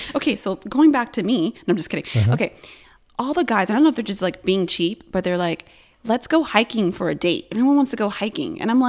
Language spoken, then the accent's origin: English; Harbor City, California, United States; I'm from Harbor City.